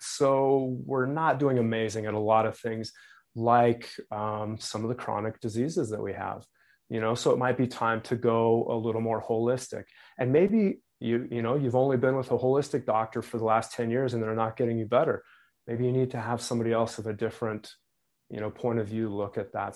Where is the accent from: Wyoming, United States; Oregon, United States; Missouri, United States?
Wyoming, United States; moved away; where I grew up in Wyoming